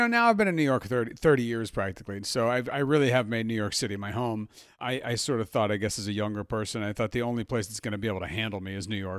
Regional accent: Milan, Lombardy, Italy; born there; I was born in Milan. I am half French.

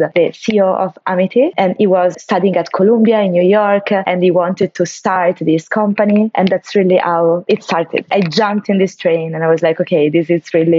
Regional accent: Perugia, Umbria, Italy; moved away as an adult; also born or lived in Milan; I'm from Italy, from a city, a town of the central part of Italy, Perugia, and I grew up there.

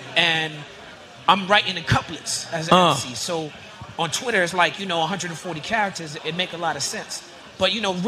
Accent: New York City, New York, United States; growing up in Brooklyn

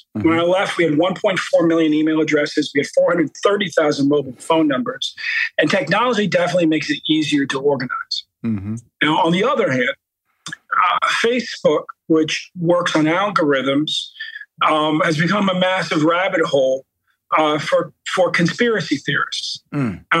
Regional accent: Baltimore, Maryland, United States; You know, I'm from Baltimore. My mom grew up in the housing projects there.

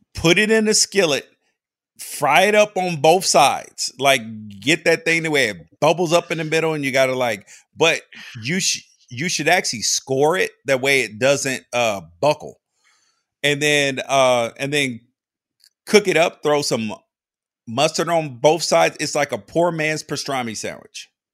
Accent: Memphis, Tennessee, United States; I grew up in Memphis

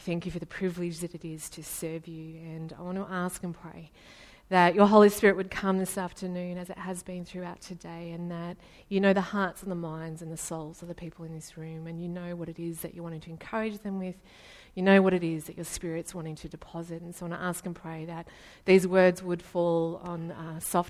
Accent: Ballarat, Victoria, Australia; I'm from Ballarat.

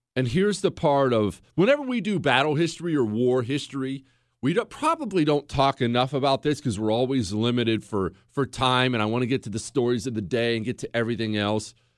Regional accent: United States; I'm an American

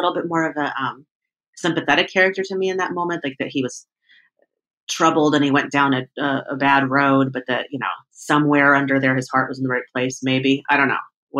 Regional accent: New York, United States; Because I've been there, you know, several times as a New Yorker, and I was like, I think that's it.

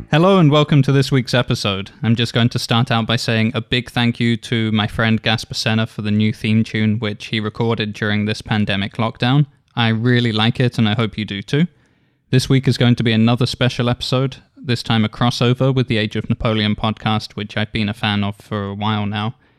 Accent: Isle of Wight, South East England, United Kingdom; now in San Diego, United States; So I grew up on the Isle of Wight, which is in the south of the United Kingdom.

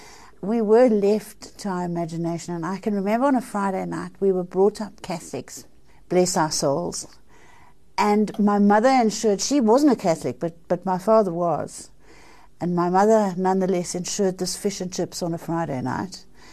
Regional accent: South Africa; I was a little girl growing up in South Africa

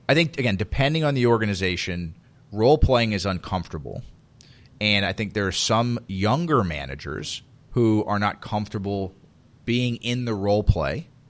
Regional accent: Miami, Florida, United States; I grew up in Miami

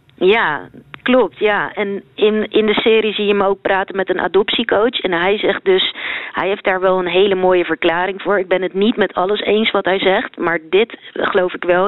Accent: Netherlands; born or raised there; also born or lived in Sri Lanka

